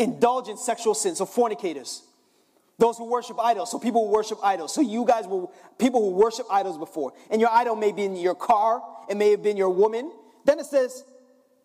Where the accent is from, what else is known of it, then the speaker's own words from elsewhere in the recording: Jamaica; I'm Jamaican